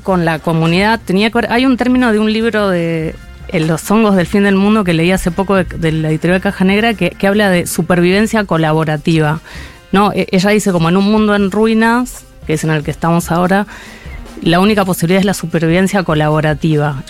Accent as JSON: {"language": "Spanish", "region": "Mendoza", "country": "Argentina", "tie": "born or raised there", "moved": "as an adult", "lives_now": "Buenos Aires, Argentina", "said": "nací en Mendoza en 1973"}